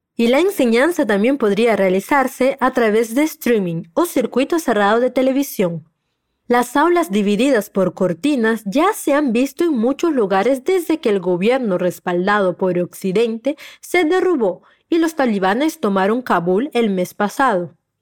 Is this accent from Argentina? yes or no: no; Peru; tu profe peruana